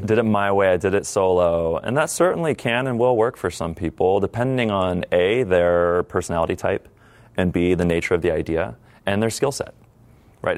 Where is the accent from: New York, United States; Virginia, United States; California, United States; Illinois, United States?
California, United States; San Diego; my hometown that is San Diego